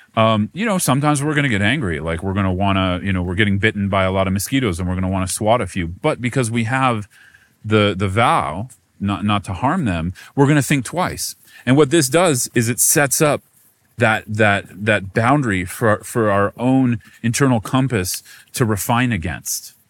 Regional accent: United States; American Buddhist monk

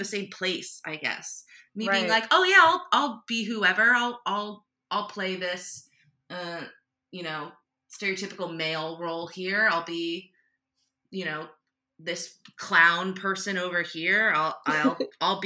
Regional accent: New Jersey, United States; moved away as an adult; now in Philadelphia, United States; who has lived on the land of the Lenape people my entire life. I was born in Jersey, now I live in Philly

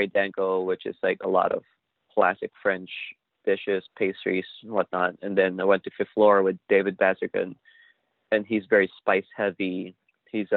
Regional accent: Manila, Metro Manila, Philippines; moved away as an adult; now in San Francisco, United States; I grew up in Manila.

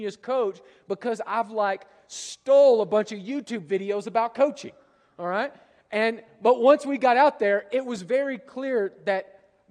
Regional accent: United States; also born or lived in Europe; as an American

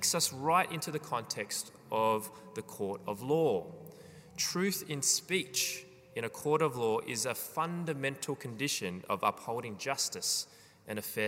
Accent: Australia; as Australian citizens

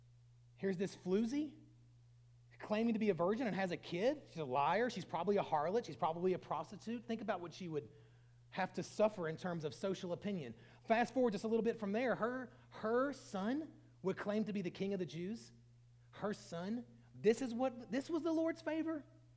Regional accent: United States; As American Western Christians

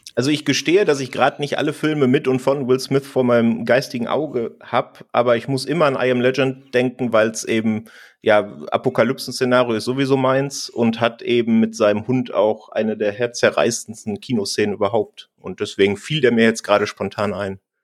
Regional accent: Munich, Bavaria, Germany; ich komme aus München

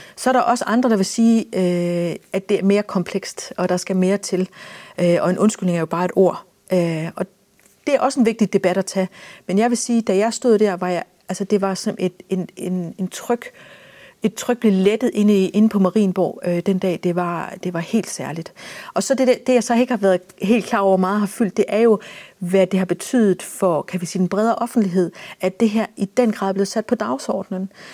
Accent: Denmark; vi som danskere

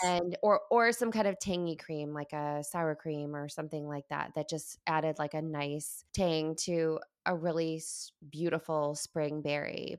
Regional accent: Midwest, United States; I entered the family as this Midwesterner

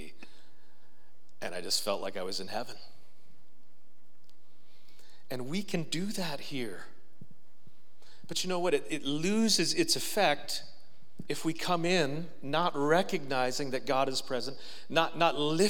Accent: Marathon, Ontario, Canada; I grew up in Marathon, Ontario

